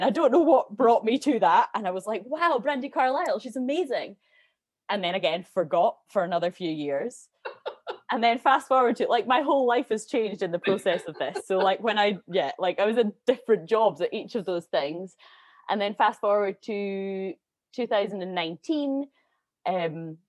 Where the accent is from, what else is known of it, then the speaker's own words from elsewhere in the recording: Edinburgh, Scotland, United Kingdom; Yeah, so I'm from Edinburgh originally.